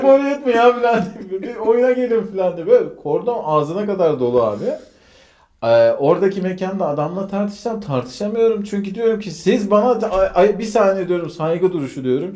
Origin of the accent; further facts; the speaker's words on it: Konya, Turkey; şimdi Konyalıyım ya ben.